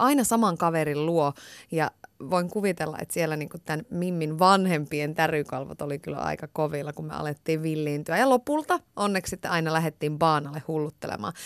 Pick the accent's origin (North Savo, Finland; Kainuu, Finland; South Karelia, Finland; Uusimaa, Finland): North Savo, Finland; Iisalmi; moved away; Iisalmen ajoilta. Mä oon sieltä kotoisin